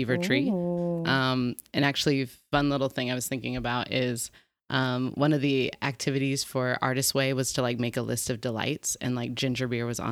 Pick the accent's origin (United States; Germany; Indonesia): United States; Reno, Nevada; moved away as an adult; also born or lived in Los Angeles, California; now in New York, United States; I was born and raised in Reno, Nevada